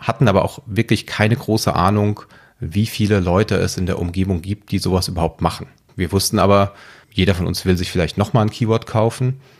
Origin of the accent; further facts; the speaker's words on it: Frankfurt am Main, Hesse, Germany; Ich komme aus Frankfurt am Main und arbeite als Engineering Manager in der IT.